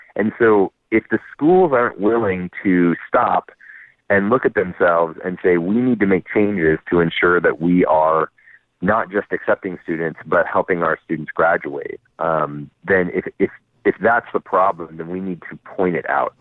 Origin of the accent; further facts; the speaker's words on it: Napa, California, United States; moved away; I was actually born and raised in Napa. So I'm a hometown boy coming home.